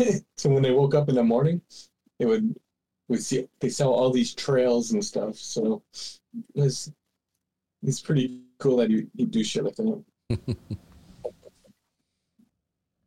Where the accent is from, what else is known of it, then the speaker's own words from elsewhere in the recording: near Cobden Lake, Ontario, Canada; the one around my hometown was the Mussie